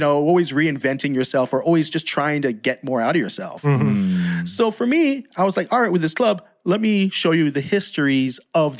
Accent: United States; accent: American; moved away as an adult; now in Philippines; I'm half Filipino, yeah. What's the other half? American. If you can't tell by this accent, I don't know.

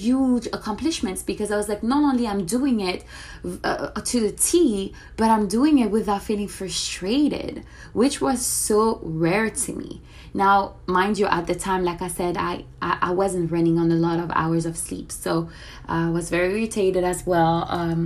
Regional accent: France; moved away as an adult; now in Miami, United States; I am originally from France. I moved to Miami about 4 years ago

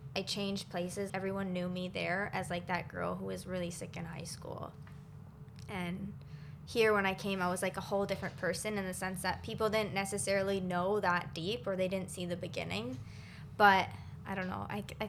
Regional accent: Waterloo, Ontario, Canada; now in Toronto, Canada; when I moved out of where I was from Waterloo, come to Toronto, not that far.

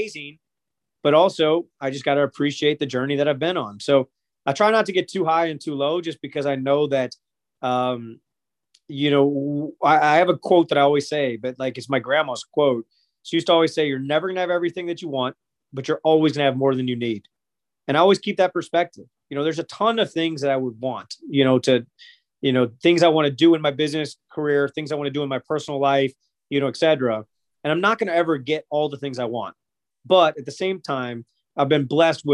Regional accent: St. Louis, Missouri, United States; I grew up in St. Louis.

